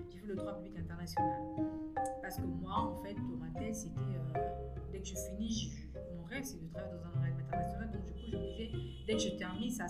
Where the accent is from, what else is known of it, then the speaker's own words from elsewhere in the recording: Kinshasa, DR Congo; also born or lived in Brazzaville, Republic of the Congo; je suis revenue à Kinshasa parce que j'ai mon bac à Brazzaville. Je suis revenue à Kinshasa. Mais je suis congolaise